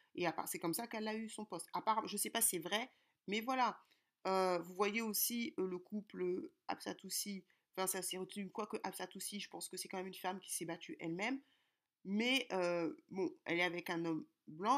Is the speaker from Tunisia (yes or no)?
no; Kinshasa, DR Congo; now in France; je suis congolaise de Kinshasa